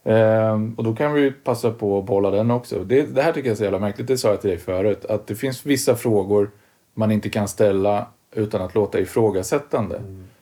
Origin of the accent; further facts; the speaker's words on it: Karlskoga, Örebro County, Sweden; från Karlskoga och där var det ju nedlusat med syntare